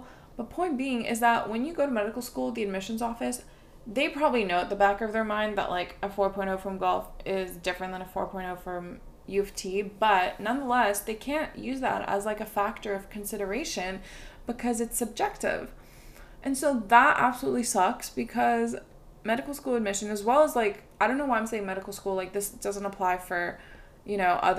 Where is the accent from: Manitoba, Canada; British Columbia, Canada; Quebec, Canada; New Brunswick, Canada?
Quebec, Canada; Montreal; born there; as much as I love McGill and I love Montreal because I was born in Montreal, and I can't take Montreal citizenship